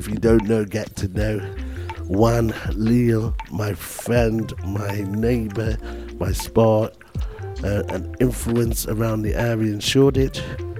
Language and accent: English; Jamaica; now in London, United Kingdom; being Jamaican as I am